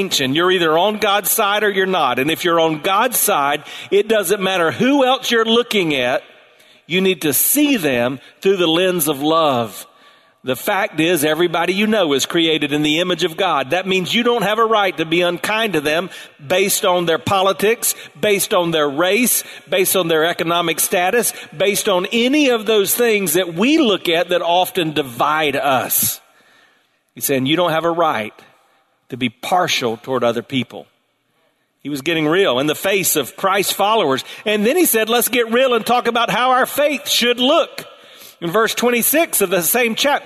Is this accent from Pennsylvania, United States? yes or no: no; South Carolina, United States; the water moccasins I grew up around in South Carolina